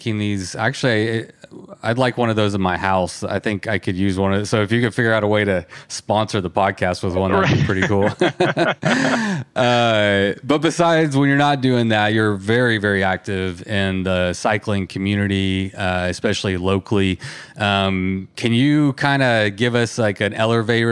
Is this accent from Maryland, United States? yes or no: no; Texas, United States; I'm a Texan